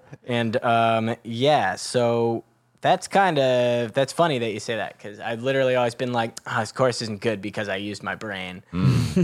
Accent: Marin County, San Francisco Bay Area, California, United States; San Francisco Bay Area, just like north of the city in uh, Marin County

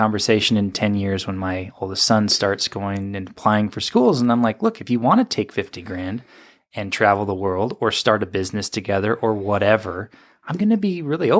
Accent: Sacramento, California, United States; also born or lived in Walnut Creek; In the Bay Area in Walnut Creek, and then moved to Sacramento when I was six.

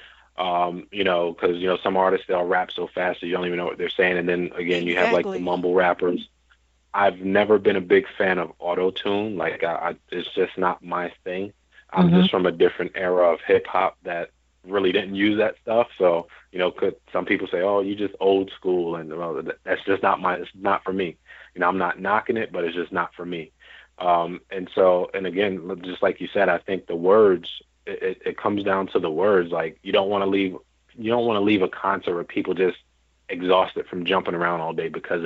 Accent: New York, United States; I grew up in New York, born and raised in New York

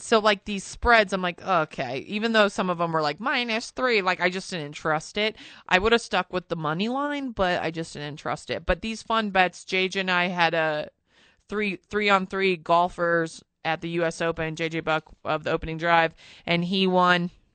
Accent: Albuquerque, New Mexico, United States; moved away; also born or lived in New York; growing up, I grew up in Albuquerque

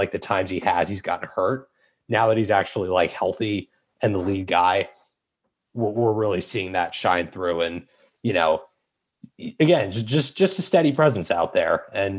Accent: Montgomery County, Maryland, United States; I'm from Montgomery County.

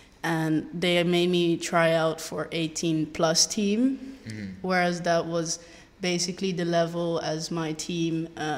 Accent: Amsterdam, North Holland, Netherlands; Yes, I'm from Holland.

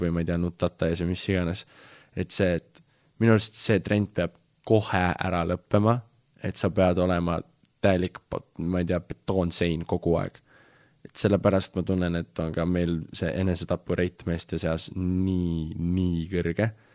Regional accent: Estonia; ma olen ikka fucking Eestist nagu, ma olen Eestist

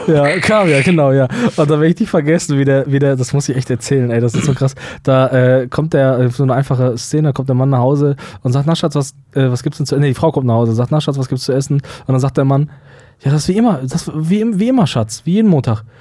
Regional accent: Germany; uns denn wegnehmen als Deutsche

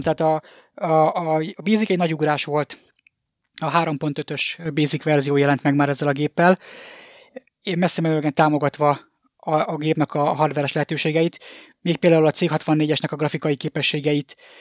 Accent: Miskolc, Borsod-Abaúj-Zemplén, Hungary; moved away as an adult; now in Budapest, Hungary; az ország másik legnagyobb városa, Miskolcon nőttem fel

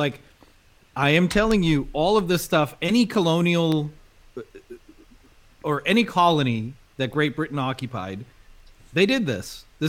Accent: South Africa; As a South African

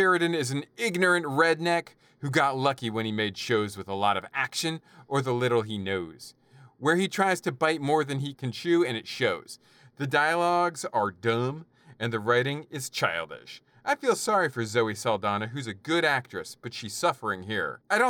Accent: United Kingdom; As a Brit, I should have been doing an accent, damn it.

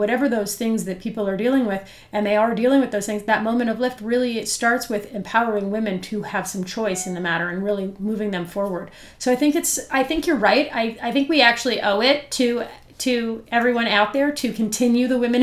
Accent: Kingston, Ontario, Canada; I am from Kingston

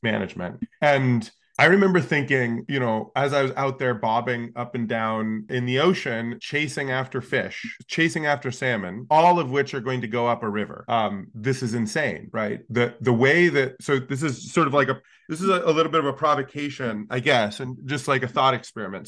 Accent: Alaska, United States; I grew up in Alaska

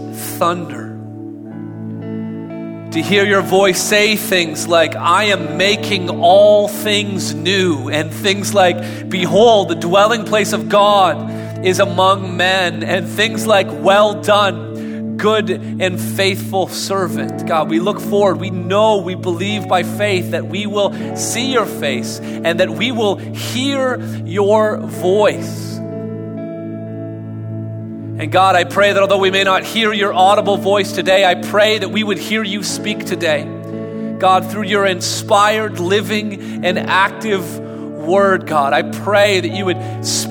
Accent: Canada; we're Canadian here, and Canadians do not like conflict

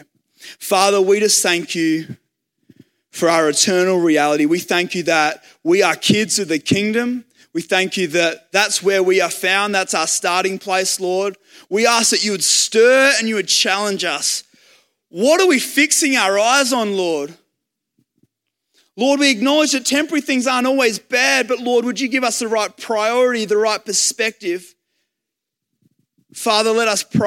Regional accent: Australia; I was happy to be an Aussie.

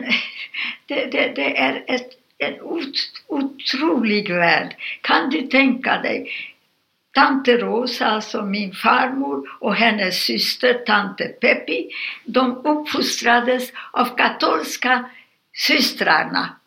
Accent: Satu Mare, Satu Mare County, Romania; born there; Alltså på ungerska Satmarnimeti, rumänska Satumare. Ja. Och jag är född rumänska.

